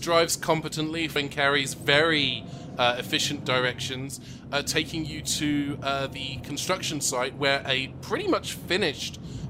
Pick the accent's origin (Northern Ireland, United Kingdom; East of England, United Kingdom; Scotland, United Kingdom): East of England, United Kingdom; Watford; moved away; also born or lived in China; Well, I was born in China, raised in actually in Watford in England, and then I moved here.